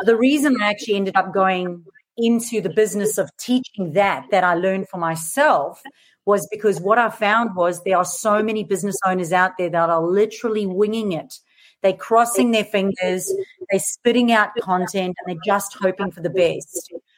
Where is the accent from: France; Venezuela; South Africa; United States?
South Africa; accent: mixed; moved away as an adult; now in Australia; So I'm originally from South Africa, so you'll notice this really mixed accent. Now I live in Australia. Moved here 13 years ago.